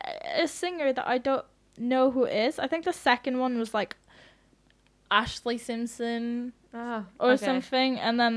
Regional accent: Norway; I'm a white girl. I grew up in Norway

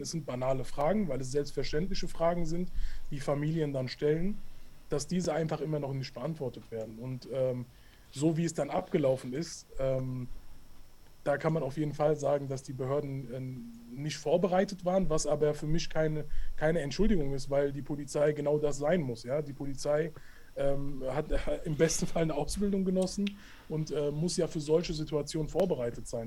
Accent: Hanau, Hesse, Germany; ich komme aus Hanau, bin auch hier geboren und aufgewachsen

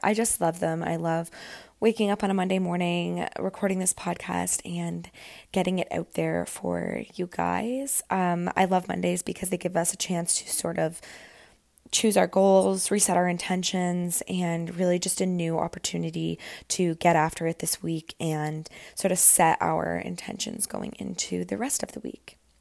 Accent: Camelford, Ontario, Canada; moved away as an adult; now in Toronto, Canada; I went home to spend the weekend in Camelford

